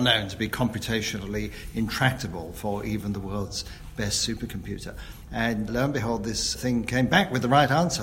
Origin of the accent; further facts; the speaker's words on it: London, United Kingdom; when I was growing up in London in the 50s and 60s